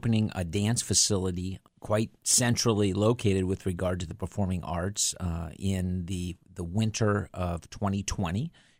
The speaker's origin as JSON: {"language": "English", "region": "Midwest", "country": "United States", "tie": "born or raised there", "said": "I grew up in the Midwest. My family moved around a bit. I identify as a Midwesterner for sure"}